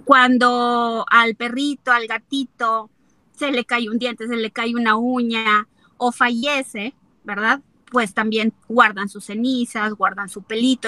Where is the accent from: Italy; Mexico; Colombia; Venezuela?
Mexico; como mexicanos, pues somos muy tradicionalistas